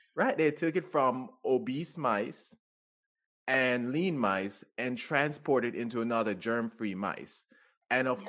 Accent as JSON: {"language": "English", "country": "Jamaica", "tie": "born or raised there", "moved": "as an adult", "lives_now": "United States", "said": "I grew up in Jamaica, so I grew up on natural foods too"}